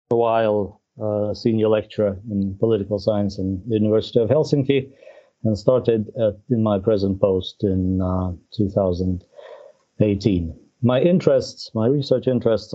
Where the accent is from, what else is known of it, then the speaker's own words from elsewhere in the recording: Russia; moved away as an adult; also born or lived in Finland; I was born in Russia and I got my first degree in Russia, but later on moved to Finland for the graduate studies